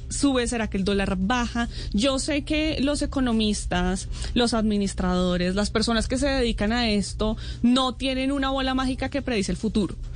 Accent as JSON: {"language": "Spanish", "country": "Colombia", "said": "como colombianos"}